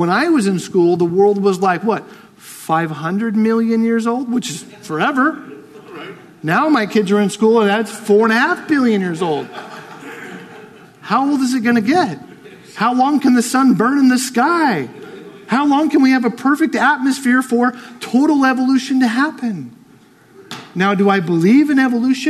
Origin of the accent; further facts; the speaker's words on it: United States; I'm American